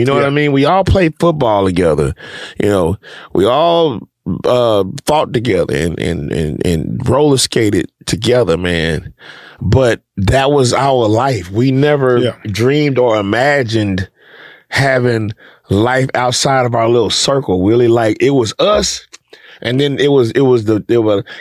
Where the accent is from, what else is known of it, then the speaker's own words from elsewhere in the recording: Houston, Texas, United States; when we moved from South Acres over on Stella Link